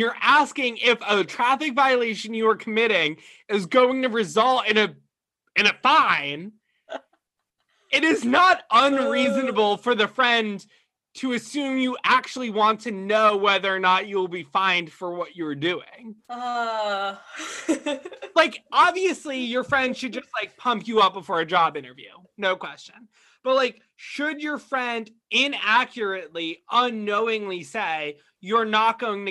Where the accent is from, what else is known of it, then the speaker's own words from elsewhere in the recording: small town Connecticut, United States; As your boy rep in small town Connecticut, where there is not a bar in my hometown